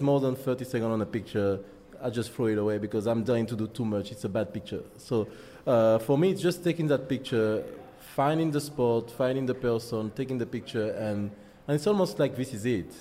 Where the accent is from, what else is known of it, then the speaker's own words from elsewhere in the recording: Martinique; accent: French; English is a second language; moved away as an adult; also born or lived in France / Spain / United Kingdom; now in Canada; I'm from Martinique, French Caribbean island, West Indies